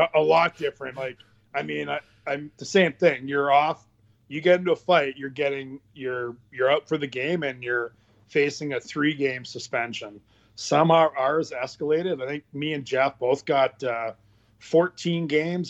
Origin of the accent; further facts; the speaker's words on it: Pembroke, Ontario, Canada; in Pembroke, where I live.